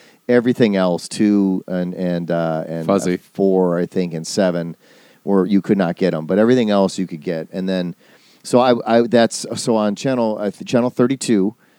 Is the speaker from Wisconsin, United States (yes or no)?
yes; Racine, Wisconsin, United States; also born or lived in Illinois / Milwaukee, Wisconsin; partly I grew up in Illinois, and then when I was 8, I moved to Wisconsin.